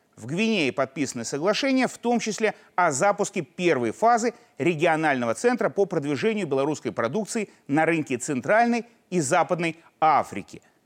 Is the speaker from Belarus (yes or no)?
yes; Belarus; мы, белорусы